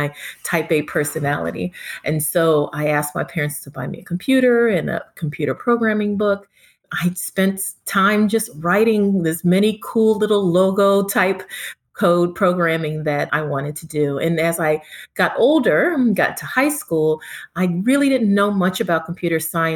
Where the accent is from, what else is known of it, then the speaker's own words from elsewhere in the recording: Hurst, Texas, United States; also born or lived in Kingston, Jamaica; now in Los Angeles, United States; I am from Texas, Hearst, Texas